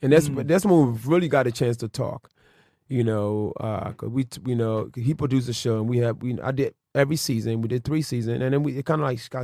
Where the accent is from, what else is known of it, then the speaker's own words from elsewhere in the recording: Philadelphia, Pennsylvania, United States; I was raised in Philly.